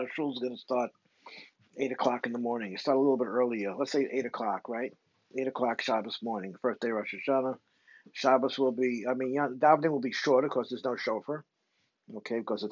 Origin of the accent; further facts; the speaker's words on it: New York City, New York, United States; I was brought up in Crown Heights